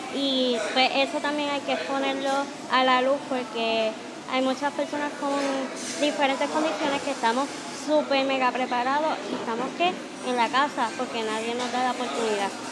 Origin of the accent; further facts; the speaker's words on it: Ponce, Puerto Rico; soy de Ponce